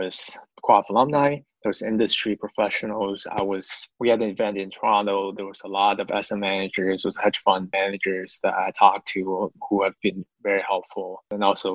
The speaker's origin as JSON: {"language": "English", "region": "Beijing", "country": "China", "tie": "born or raised there", "also_born_or_lived": "Philadelphia, United States", "second_language": "English", "moved": "as an adult", "lives_now": "Canada", "said": "I grew up in China. I was born and raised in China."}